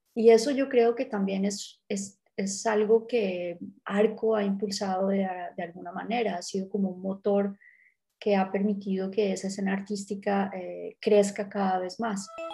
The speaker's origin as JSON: {"language": "Spanish", "country": "Colombia", "said": "soy colombiana"}